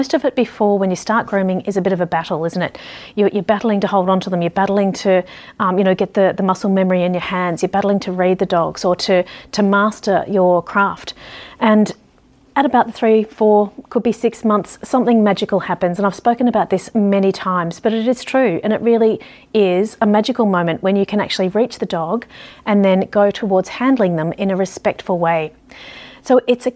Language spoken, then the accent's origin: English; Ballarat, Victoria, Australia; growing up in Ballarat